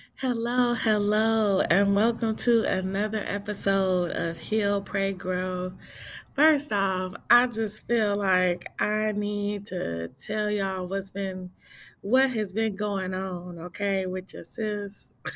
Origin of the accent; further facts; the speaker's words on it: Bay Area, California, United States; I'm from the Bay Area